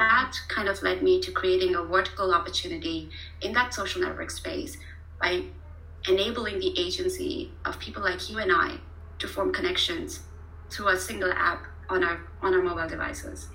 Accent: Pune, Maharashtra, India; moved away as an adult; also born or lived in Kanpur, India / Mumbai, India; now in Germany; I was born in Kanpur, which is a very small town, uh, okay. uh, literally very rural. Um, and then I was raised in Pune

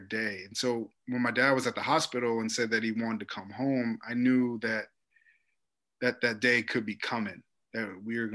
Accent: Chicago, Illinois, United States; moved away as an adult; also born or lived in Miami

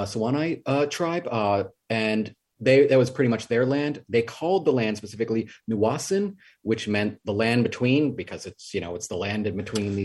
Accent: New York City, New York, United States; also born or lived in Flatbush, Brooklyn; I grew up in Queens, in South Richmond Hill specifically.

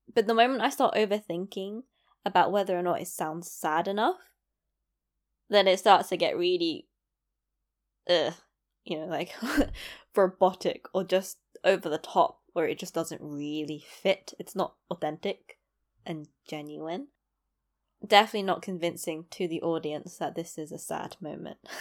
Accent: London, United Kingdom; accent: London; It's a London accent since I was born and raised in London. So most people could guess that I'm from London. Now, I grew up in East London.

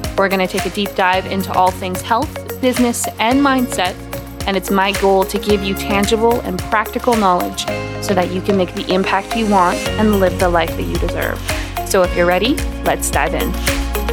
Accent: West Coast of Canada, Canada; I grew up on the West Coast of Canada

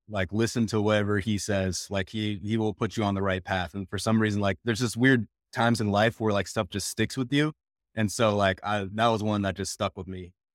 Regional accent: Minneapolis, Minnesota, United States; moved away as an adult; also born or lived in Rhode Island / Wisconsin; now in Portland, United States; I, I grew up in, in Minneapolis

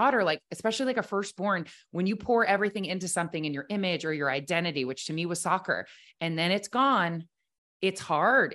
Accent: Ohio, United States; I grew up in Ohio, the oldest of four girls

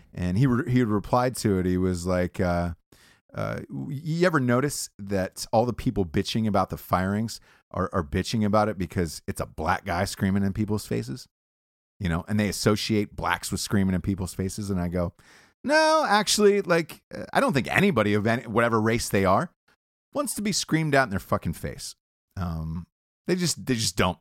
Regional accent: Georgia, United States; I grew up in the South, I grew up in Georgia

